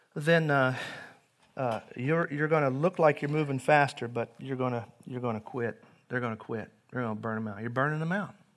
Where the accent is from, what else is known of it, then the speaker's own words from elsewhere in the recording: Henryville, Indiana, United States; now in Webster Groves, United States; I grew up in Indiana. It's a farming community